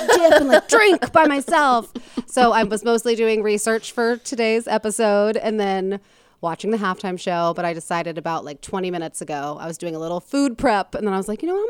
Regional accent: Midwest, United States; I'm from the Midwest

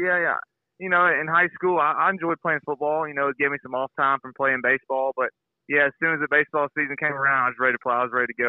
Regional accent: Mobile, Alabama, United States; I was born and raised here in Mobile, Alabama. I went to Faith Academy. I went there started in sixth grade and through 12th grade, graduated from there.

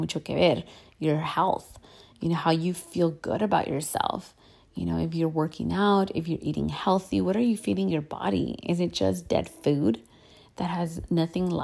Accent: United States; I'm Mexican American. I am between two cultures, and that's just who I am.

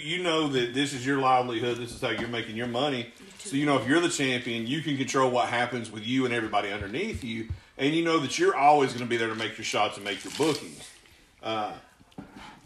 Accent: Chickamauga, Georgia, United States; I'm from Chickamauga

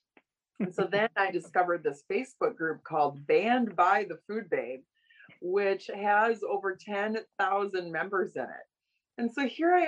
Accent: Oshkosh, Wisconsin, United States; moved away as an adult; also born or lived in Los Angeles; I grew up around agriculture from Oshkosh, Wisconsin, my hometown.

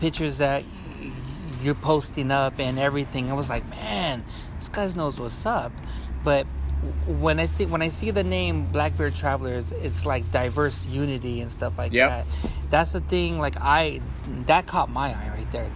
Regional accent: United States; was born here, not born from Mexico

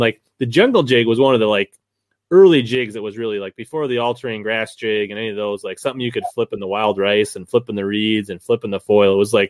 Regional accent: Minnesota, United States; I'm from Minnesota

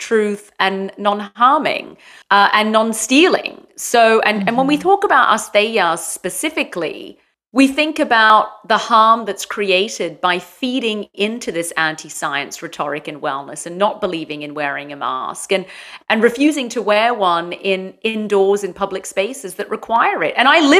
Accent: London, United Kingdom; moved away as an adult; now in San Clemente, United States; Well, I'm originally from London, but I have lived in four countries, and I've been in San Clemente now for, I think it's been about 8 years.

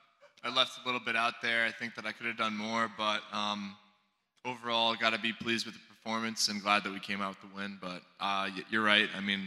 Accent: Connecticut, United States; I'm from Connecticut. I mean, I'm from New England

